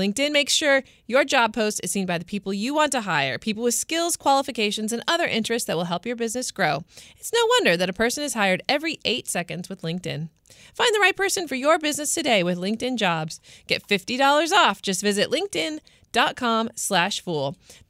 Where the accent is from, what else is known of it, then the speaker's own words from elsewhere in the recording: United States; I love being American, though.